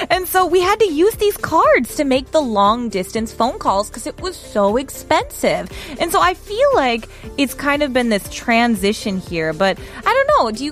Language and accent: English; United States; moved away; as an American, I can kind of relate to this. I remember when I was living back home